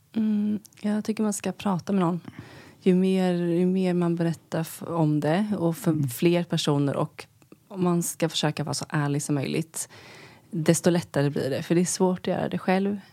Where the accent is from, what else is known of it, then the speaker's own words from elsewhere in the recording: Sweden; moved away as an adult; also born or lived in New York, United States; vara hemma i Sverige